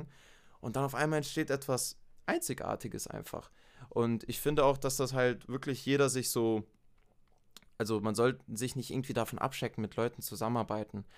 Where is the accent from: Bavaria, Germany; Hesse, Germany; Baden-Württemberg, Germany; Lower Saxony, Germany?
Baden-Württemberg, Germany; near Stuttgart; now in Munich, Germany; Ich bin ursprünglich in äh, der Nähe von Stuttgart geboren worden und seit zehn Jahren wohne ich jetzt in München, Bayern.